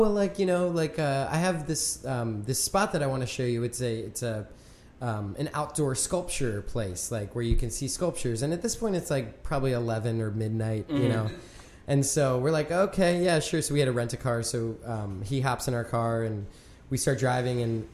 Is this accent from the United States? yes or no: yes; York, Pennsylvania, United States; also born or lived in Bern, Switzerland; now in Philadelphia, United States; My stomping grounds. I'm from York